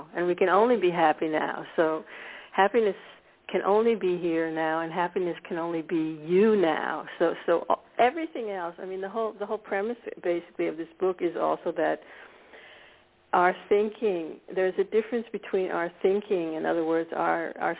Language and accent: English; United States; moved away as an adult; now in Scandinavia; I was born in America. I grew up actually in a suburb of Washington, D.C.